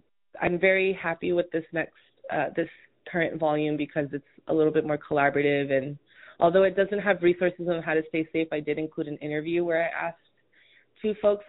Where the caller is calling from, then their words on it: Honolulu, Hawaii, United States; also born or lived in New York City; I use they and them pronouns. I'm calling in from Honolulu, Hawaii, specifically the island of Oahu. But I've spent a lot of time in other parts of the U.S., more specifically New York City, but now I'm based in Honolulu.